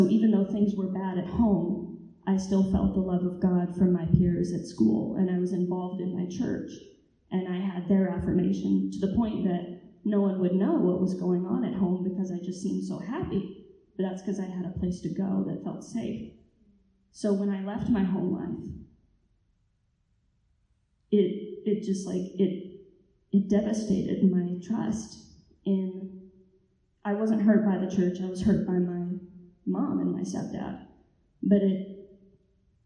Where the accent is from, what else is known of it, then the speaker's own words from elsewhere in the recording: Texas, United States; moved away as an adult; I was raised in Texas